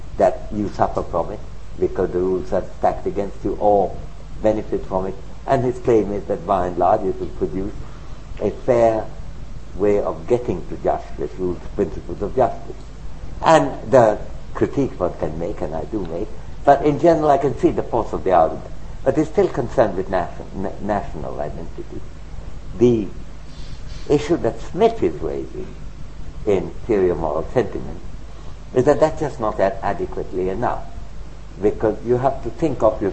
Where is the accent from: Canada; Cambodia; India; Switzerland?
India; moved away; also born or lived in United Kingdom / United States; I'm an Indian citizen, I'm a resident of UK or the USA